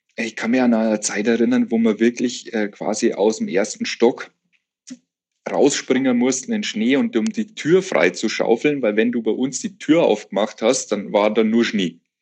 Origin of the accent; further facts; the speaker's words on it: Bavarian Forest, Germany; ich bin ja im Bayerischen Wald aufgewachsen